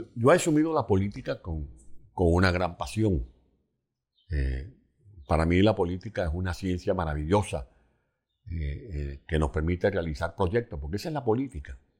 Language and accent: Spanish; San Juan de los Morros, Guárico, Venezuela; moved away as an adult; also born or lived in Caracas; now in Spain; Pues yo nací el primero de mayo de 1955. Nací en San Juan de los Morros, capital del estado Guárico.